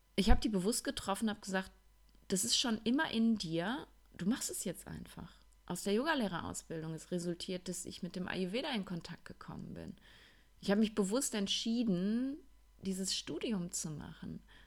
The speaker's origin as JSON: {"language": "German", "area": "Ruhr area", "region": "North Rhine-Westphalia", "country": "Germany", "tie": "born or raised there", "accent": "Ruhrpott-Kodderschnauze", "moved": "yes", "said": "ich bin ja jetzt einige Wochen im Ruhrpott gewesen, in meiner alten Heimat und ähm, tatsächlich habe ich eben, weil ich dort groß geworden bin, auch so eine ziemliche Ruhrpott-Kodderschnauze"}